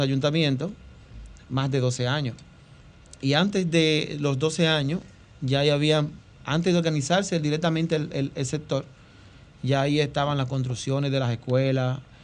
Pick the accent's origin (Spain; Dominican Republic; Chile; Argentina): Dominican Republic; somos dominicanos